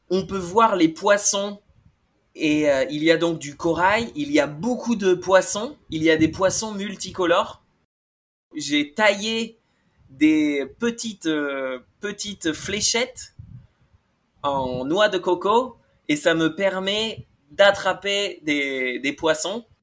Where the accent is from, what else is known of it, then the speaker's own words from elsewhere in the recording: Bordeaux, Nouvelle-Aquitaine, France; je suis français, hein, j'ai grandi à Bordeaux